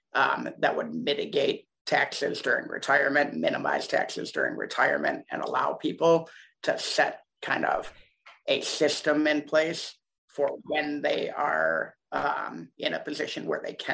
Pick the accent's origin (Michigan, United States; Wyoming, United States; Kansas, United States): Michigan, United States; Ann Arbor; I was born in Ann Arbor, Michigan